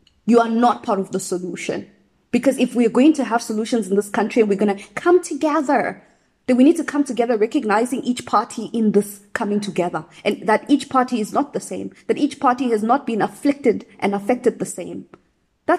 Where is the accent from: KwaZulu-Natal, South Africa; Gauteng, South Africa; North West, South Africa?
Gauteng, South Africa; Midrand; moved away as an adult; now in Budapest, Hungary; I needed to get back to Midrand because I'm from Midrand